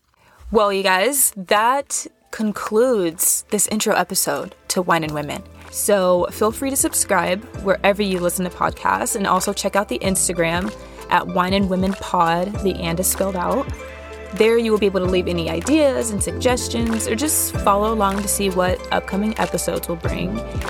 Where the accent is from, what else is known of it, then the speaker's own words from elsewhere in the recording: Kansas, United States; born there; also born or lived in Missouri / Nebraska; now in Chicago, United States; I was born in Kansas. Exciting. We moved around a lot when I was younger, so I've kind of floated around the Midwest majority of my life, like Kansas, Missouri, Nebraska, and now I am currently in Chicago.